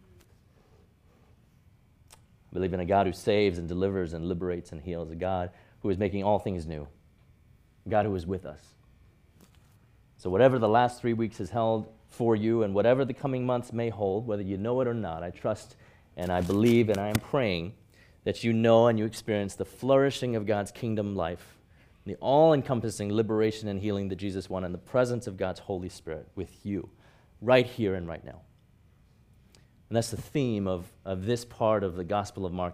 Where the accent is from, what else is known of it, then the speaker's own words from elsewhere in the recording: Hong Kong; moved away; growing up in Hong Kong